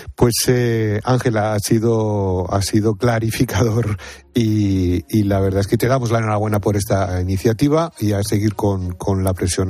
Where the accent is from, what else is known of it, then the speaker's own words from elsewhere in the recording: Madrid, Community of Madrid, Spain; yo soy también de Madrid, ¿eh? o sea, Madrid además por parte de padres, de abuelos